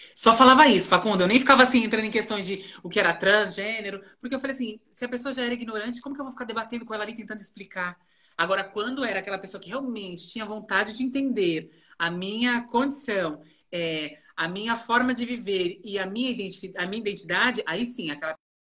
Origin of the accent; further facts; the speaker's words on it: Rio Grande da Serra, São Paulo, Brazil; moved away as an adult; also born or lived in Ribeirão Pires; now in São Paulo, Brazil; eu nasci em Ribeirão Pires, né? Morei em Rio Grande da Serra muito tempo